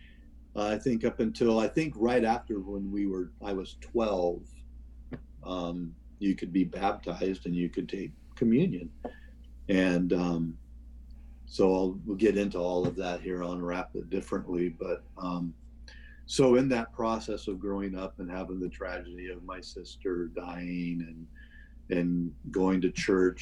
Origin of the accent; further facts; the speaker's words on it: Seattle area, Washington, United States; also born or lived in Wichita, Kansas / Tacoma; I was born in Wichita, Kansas, and we moved to the Seattle area when I was one. My dad worked for Boeing